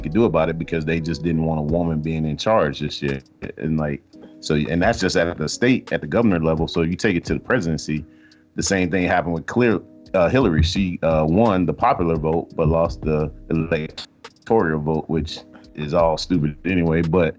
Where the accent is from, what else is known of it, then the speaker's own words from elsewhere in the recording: Atlanta, Georgia, United States; I'm from Atlanta